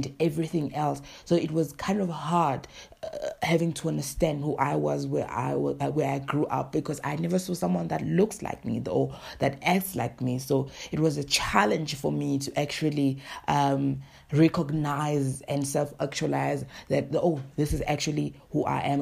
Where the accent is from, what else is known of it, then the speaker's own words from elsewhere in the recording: South Africa; I am from South Africa.